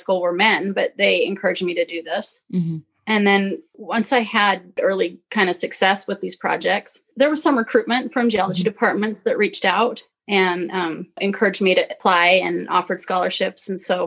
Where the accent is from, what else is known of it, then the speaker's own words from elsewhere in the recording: Utah, United States; growing up in Utah